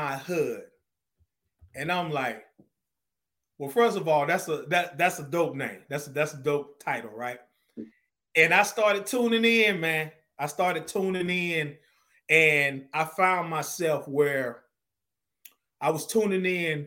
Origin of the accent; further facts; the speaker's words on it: Zebulon, North Carolina, United States; I'm originally from North Carolina. Zebulon, North Carolina is like 20 miles from Raleigh